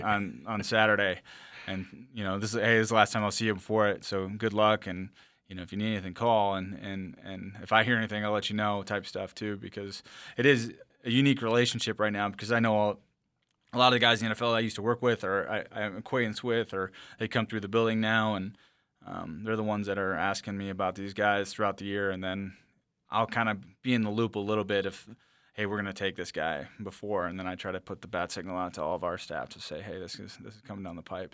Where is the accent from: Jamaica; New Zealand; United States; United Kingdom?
United States; the Driftless Area, southeast Minnesota; we grew up in the driftless area as well. uh, where my hometown is.